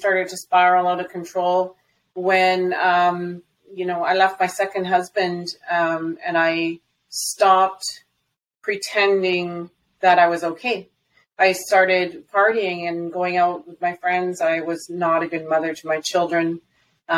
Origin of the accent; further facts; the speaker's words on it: Alberta, Canada; also born or lived in British Columbia; from where I was in BC to my hometown, is about 1,300 kilometers.